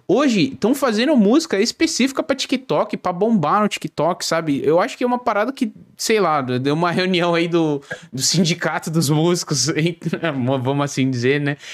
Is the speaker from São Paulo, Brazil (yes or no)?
yes; São Paulo, Brazil; now in Joinville, Brazil; Moro em Joinville, eu sou de São Paulo, capital, mas moro em Joinville hoje.